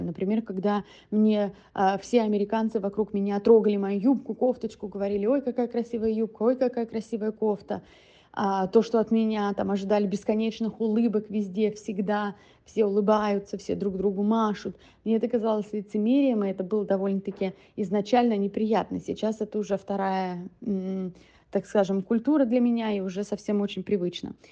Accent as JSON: {"language": "Russian", "country": "Russia", "moved": "as an adult", "lives_now": "United States"}